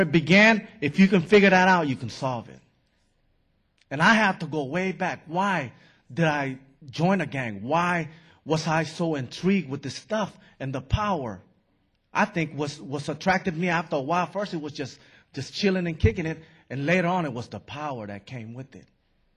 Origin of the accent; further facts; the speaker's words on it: San Francisco, California, United States; I grew up in San Francisco